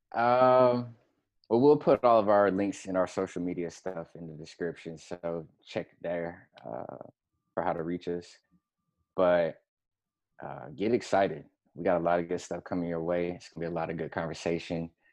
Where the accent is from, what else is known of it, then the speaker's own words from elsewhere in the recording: Florida, United States; moved away as an adult; also born or lived in Atlanta / Seattle / Tampa / Gainesville; I am from Florida, first and foremost, um, born and raised